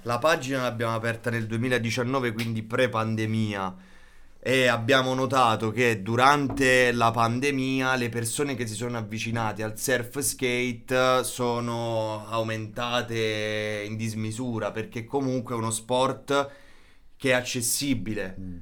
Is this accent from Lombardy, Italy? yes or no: no; Policoro, Basilicata, Italy; vengo da, mm, da Matera, provincia di Matera, precisamente da Policoro